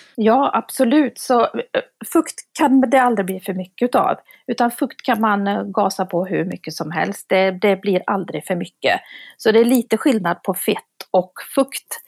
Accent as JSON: {"language": "Swedish", "region": "Värmland", "country": "Sweden", "moved": "yes", "lives_now": "Gothenburg, Sweden", "said": "jag är ju från Värmland också som du är. Men jag har ju bott i Göteborg."}